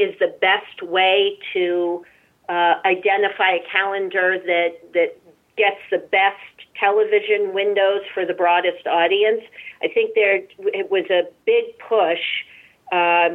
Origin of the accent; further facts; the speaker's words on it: Massachusetts, United States; I'm born and raised in Massachusetts.